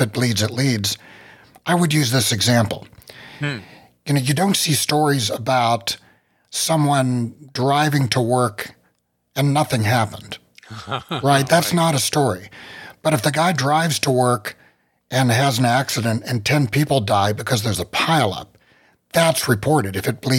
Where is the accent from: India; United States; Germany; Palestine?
United States; West Virginia; I come from the country. I'm from West Virginia. You know, I'm used to living in the hills, very low population areas.